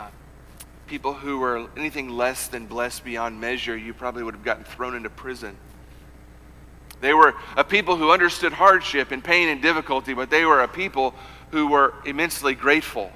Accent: United States; American Christians

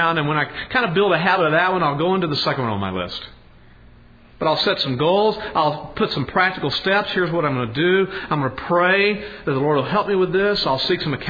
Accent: Podunk, Texas, United States; moved away as an adult; We are these nobodies from Podunk, Texas

